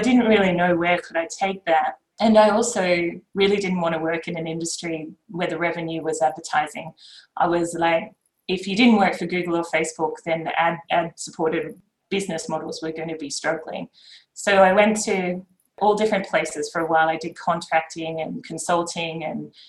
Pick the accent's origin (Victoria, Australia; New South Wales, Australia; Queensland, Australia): Queensland, Australia; moved away as an adult; also born or lived in Japan / Sydney; I grew up in Queensland.